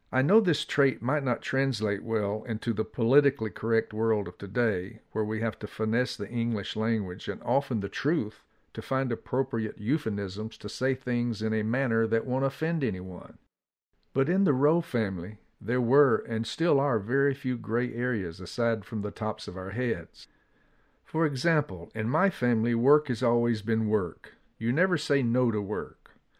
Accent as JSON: {"language": "English", "town": "Atlanta", "region": "Georgia", "country": "United States", "tie": "born or raised there", "said": "As a young boy growing up in Atlanta"}